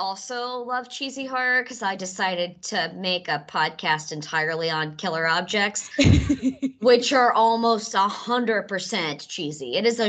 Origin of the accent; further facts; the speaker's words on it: Mississippi, United States; now in New York, United States; I'm from Mississippi, where the Civil War took place.